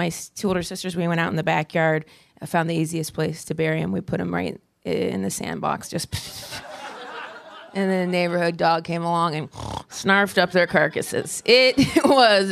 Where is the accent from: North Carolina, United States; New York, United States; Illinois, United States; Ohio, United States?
Ohio, United States; Dayton; Dayton, my hometown of Ohio